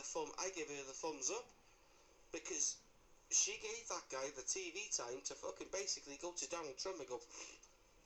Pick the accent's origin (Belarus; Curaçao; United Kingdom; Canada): United Kingdom; we're British born.